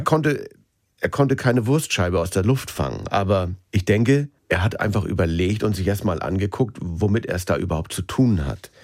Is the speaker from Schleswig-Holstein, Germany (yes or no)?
yes; Schleswig-Holstein, Germany; Ich bin in Schleswig-Holstein groß geworden.